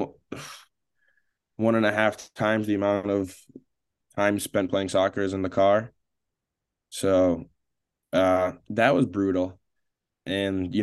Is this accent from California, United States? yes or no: no; Buffalo, New York, United States; I am from Buffalo, New York